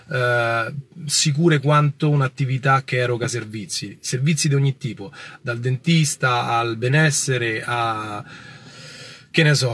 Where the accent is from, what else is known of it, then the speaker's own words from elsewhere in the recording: Palermo, Sicily, Italy; Francesca, io sono di Palermo. Palermo è una bellissima città, ma in questo momento io non ho attività a Palermo.